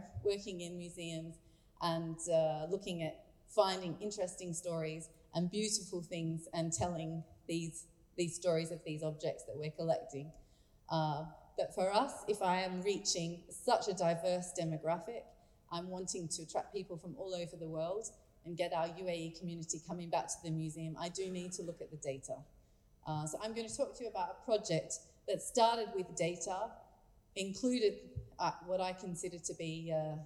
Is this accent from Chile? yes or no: no; Australia; now in Abu Dhabi, United Arab Emirates; as an Australian who is not fluent in French nor Arabic